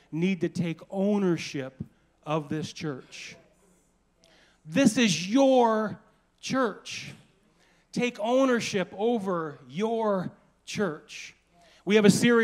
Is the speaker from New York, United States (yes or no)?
no; Anacortes, Washington, United States; I was born and raised in Anacortes.